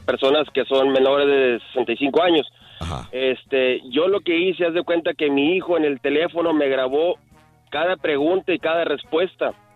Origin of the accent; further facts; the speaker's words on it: Matamoros, Tamaulipas, Mexico; moved away as an adult; now in United States; yo soy de Matamoros, yo soy de ah, Matamoros